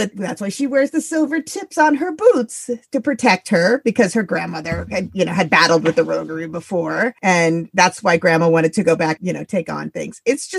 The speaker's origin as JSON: {"language": "English", "region": "Midwest", "country": "United States", "tie": "born or raised there", "also_born_or_lived": "East Coast / overseas", "moved": "as an adult", "lives_now": "New England, United States", "said": "You know, I live in New England. I grew up in the Midwest. I always spent my adult life on the East Coast or overseas."}